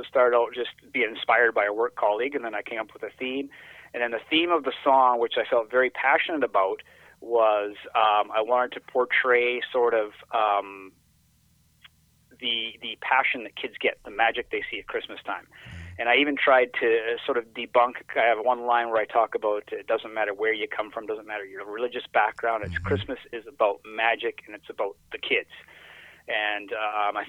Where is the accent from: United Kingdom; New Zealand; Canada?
Canada; growing up in Canada